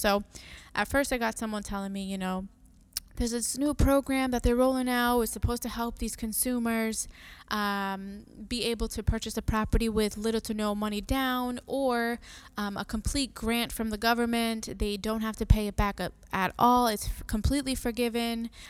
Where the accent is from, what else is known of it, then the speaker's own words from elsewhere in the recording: Massachusetts, United States; also born or lived in Puerto Rico; I was born in Puerto Rico. I am Boricua. Um, I grew up here and the summer's over there. So I came here when I was three years old